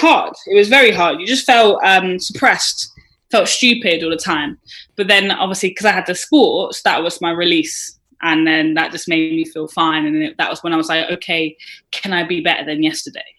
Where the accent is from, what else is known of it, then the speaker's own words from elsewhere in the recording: Bath, South West England, United Kingdom; I was brought up in Bath, mm-hmm. um, so it's right next to Bristol